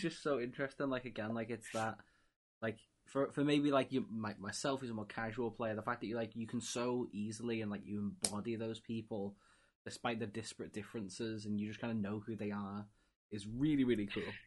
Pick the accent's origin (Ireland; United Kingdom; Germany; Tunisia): United Kingdom; England; me being English and a football slash soccer fan